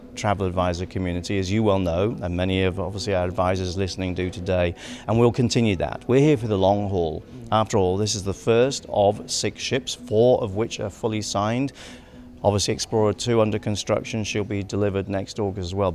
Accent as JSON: {"language": "English", "region": "England", "country": "United Kingdom", "said": "I'm English"}